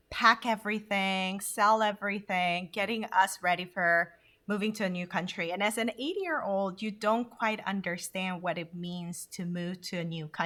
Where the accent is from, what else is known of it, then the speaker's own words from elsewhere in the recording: South Korea; also born or lived in Honduras; now in United States; I would identify myself as a multicultural human being, um, given that I was born in Korea, moved to Honduras, then came to the US.